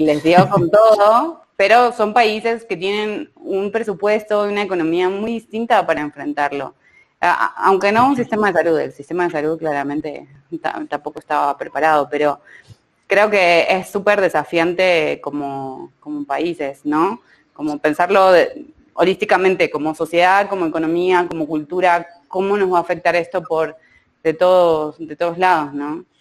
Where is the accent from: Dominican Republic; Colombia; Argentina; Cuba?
Argentina; now in Mexico; yo soy Argentina